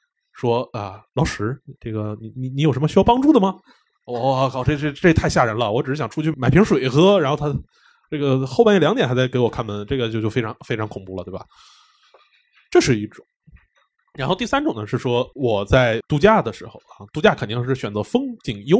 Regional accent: Beijing, China; 虽然我是男的，但是我毕竟还是在北京长大，对吧？

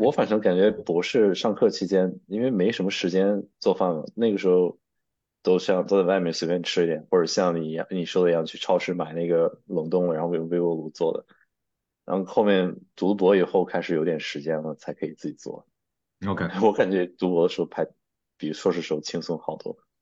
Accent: Shijiazhuang, Hebei, China; moved away as an adult; also born or lived in Nanjing; now in United States; 我是北方人，我家是石家庄的

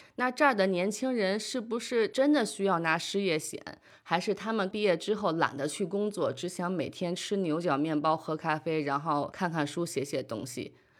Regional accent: Beijing, China; moved away as an adult; also born or lived in New York; now in Denmark; 从小生活在北京，后来在纽约读书

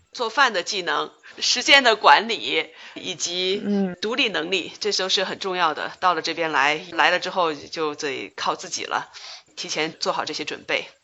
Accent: China; 我们中国人

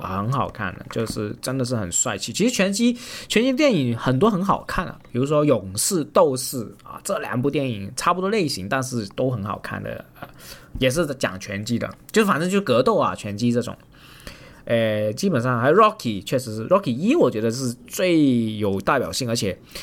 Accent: Guangdong, China; 我广东人长得矮小

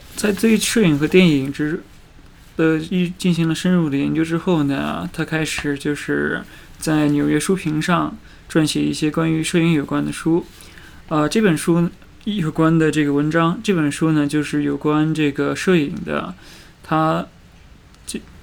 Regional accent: China; 我们中国人

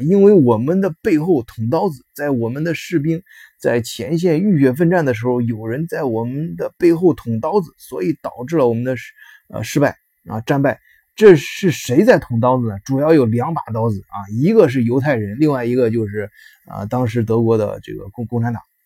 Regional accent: China; now in Germany; 我们中国人的什么，在这边儿阶层不错的是，孩子上一些，呃，私立学校

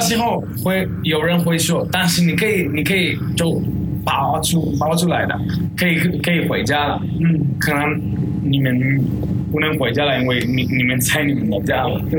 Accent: Basque Country, Spain; Chinese is a second language; now in China; 我是皇皇家社会

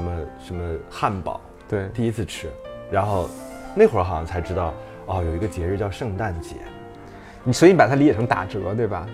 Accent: Shijiazhuang, Hebei, China; 我天津的一个哥来我家玩儿，然后就带着我和我哥去一个，就石家庄第一个肯德基

